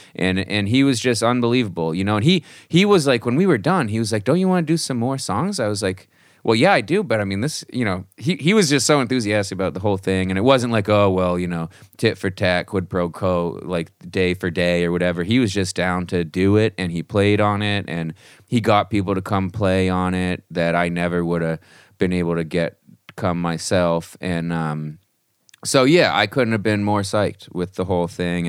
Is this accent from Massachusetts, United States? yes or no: yes; Marblehead, Massachusetts, United States; I grew up in a small town just north of Boston, Massachusetts, um, called Marblehead